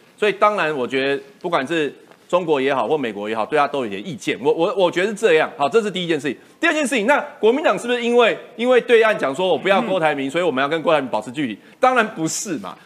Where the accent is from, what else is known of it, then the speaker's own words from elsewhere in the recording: Taiwan; 我们台湾人